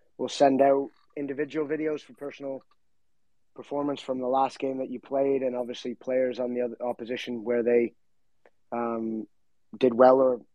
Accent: Brampton, Ontario, Canada; I grew up in Brampton

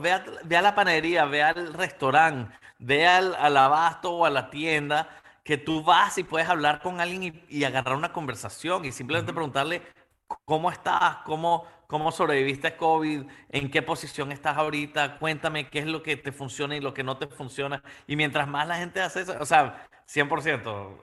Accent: Panama; yo creciendo en Latinoamérica eh, y viendo a mi papá como emprendedor y, a mis tíos y a mi familia y los empresarios y mi mamá en Panamá

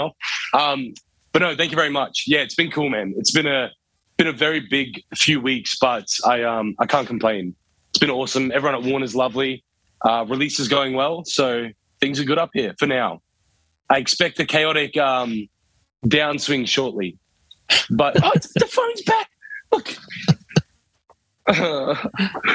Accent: Townsville, Queensland, Australia; moved away; I'm originally I'm from Townsville, so it's good to be back up here in Queensland

